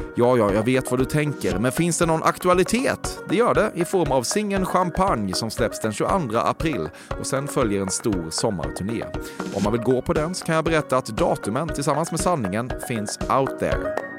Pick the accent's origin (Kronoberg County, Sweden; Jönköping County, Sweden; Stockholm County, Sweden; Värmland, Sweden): Kronoberg County, Sweden; Växjö; jag är från eh, Växjö